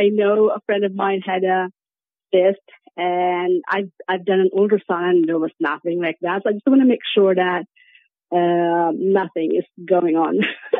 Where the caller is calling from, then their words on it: Norway; I am currently calling from Europe in Norway.